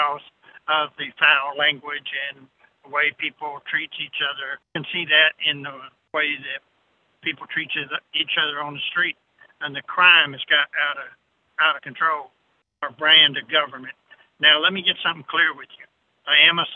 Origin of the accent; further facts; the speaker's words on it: Arkansas, United States; I'm from Arkansas as well